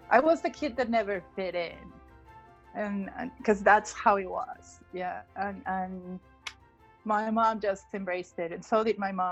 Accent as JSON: {"language": "English", "region": "Lima", "country": "Peru", "tie": "born or raised there", "first_language": "Spanish", "second_language": "English", "moved": "as an adult", "lives_now": "United States"}